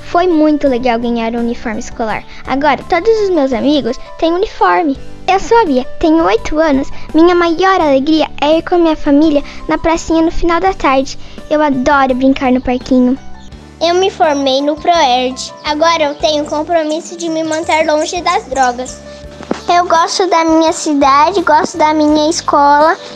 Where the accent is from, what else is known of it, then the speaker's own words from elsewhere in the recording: Marechal Cândido Rondon, Paraná, Brazil; also born or lived in Toledo; Eu acho muito legal ser rondonense. Eu tenho 8 anos, nasci em Toledo porque aqui não tinha partes pelo SUS